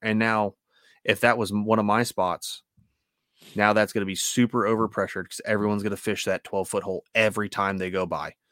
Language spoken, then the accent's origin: English; United States; I'm an American